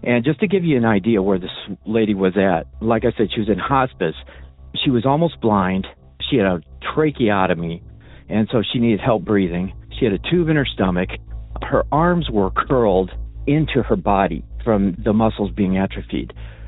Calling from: Illinois, United States; I'm calling from Illinois.

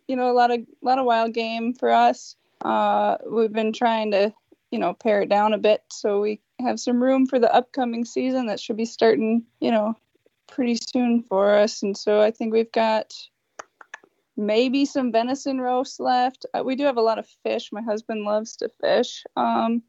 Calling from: Northeast Minnesota, United States; I am calling from Northeast Minnesota

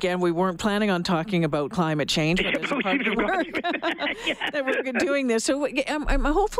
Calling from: Alberta, Canada; I'm calling you from Alberta, right?

